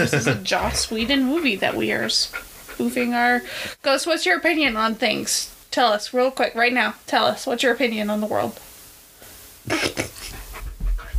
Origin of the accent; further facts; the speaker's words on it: Ohio, United States; We are from Ohio.